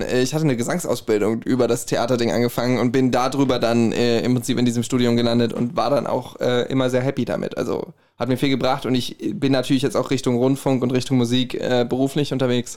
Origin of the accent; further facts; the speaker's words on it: Herborn, Hesse, Germany; accent: Hessian; ich komme aus Herborn